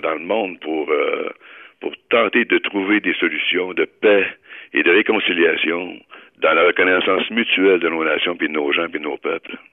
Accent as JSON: {"language": "French", "region": "Quebec", "country": "Canada", "said": "chez nous au Québec"}